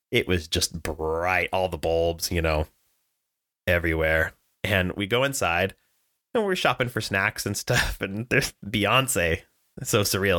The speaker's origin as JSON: {"language": "English", "region": "Southern California", "country": "United States", "tie": "born or raised there", "said": "I was born and raised here in Southern California"}